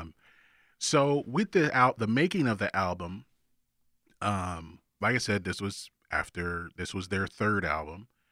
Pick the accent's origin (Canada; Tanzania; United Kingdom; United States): United States; Augusta, Georgia; I'm from Augusta